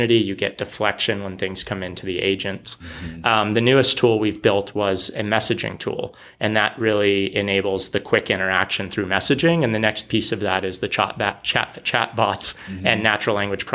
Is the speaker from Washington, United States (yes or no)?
no; San Jose, California, United States; moved away as an adult; also born or lived in San Diego, California; now in Portland, United States; I grew up in San Jose and then I was in San Diego